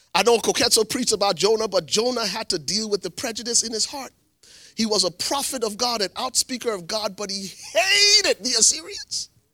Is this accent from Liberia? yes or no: yes; Liberia; now in United States; I'm from Liberia. I've lived here in the States for twenty, twenty, ninety-three, twenty-six years